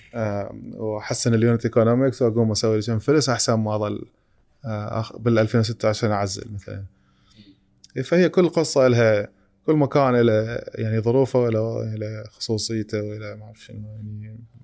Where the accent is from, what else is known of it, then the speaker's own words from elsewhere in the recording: Iraq; اني فاوندر عراقي